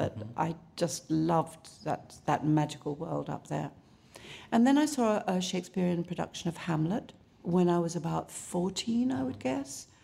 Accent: Southend-on-Sea, East of England, United Kingdom; also born or lived in London; I was raised in both in London and in a little place called Southend-on-Sea in Essex.

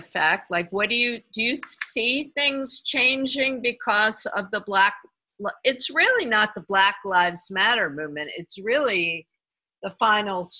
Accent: United States; we as American

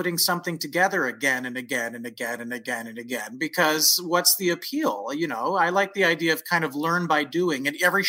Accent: San Francisco Bay Area, California, United States; moved away as an adult; also born or lived in Los Angeles / New York; I'm from the San Francisco Bay Area

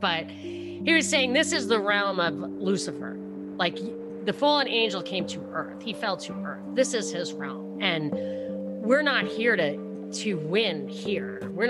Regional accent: Brooklyn, New York, United States; I mean, even though I'm from Brooklyn, it's kind of theoretical.

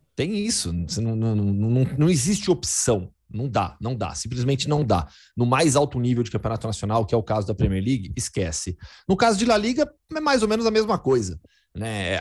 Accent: Campinas, São Paulo, Brazil; also born or lived in Belo Horizonte / Betim / São Carlos; E aí lá fiquei, cresci, é, é, fiz faculdade em Campinas também, então eu sou, sou de Campinas

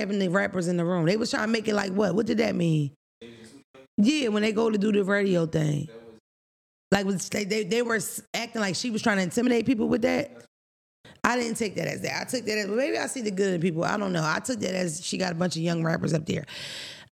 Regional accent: Philadelphia, Pennsylvania, United States; I grew up in Philadelphia.

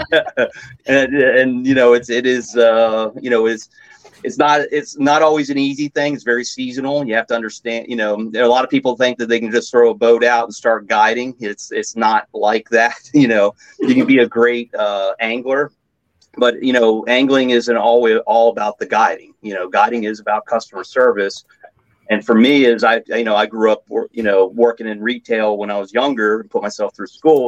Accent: Northern Maryland, United States; also born or lived in Ohio; I grew up in Northern Maryland, right below York in Merrill Line

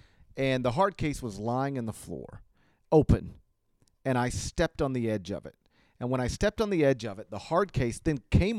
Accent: Mississippi, United States; I grew up in Mississippi.

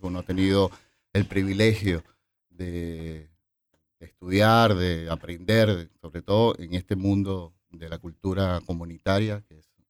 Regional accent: Venezuela; now in Argentina; Eh, soy venezolano.

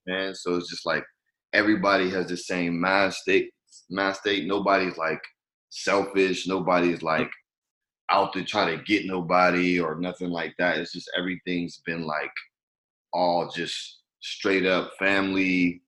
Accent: Pittsburgh, Pennsylvania, United States; moved away as an adult; now in Los Angeles, United States; Pittsburgh, my hometown.

